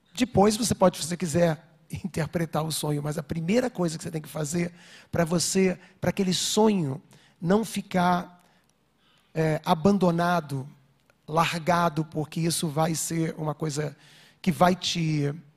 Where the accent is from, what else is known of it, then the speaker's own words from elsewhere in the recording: Rio de Janeiro, Brazil; eu estava vindo para São Paulo, sou do Rio